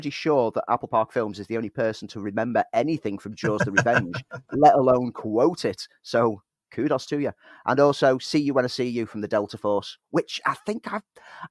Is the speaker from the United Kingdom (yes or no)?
yes; Prescot, North West England, United Kingdom; moved away; I'm from Prescott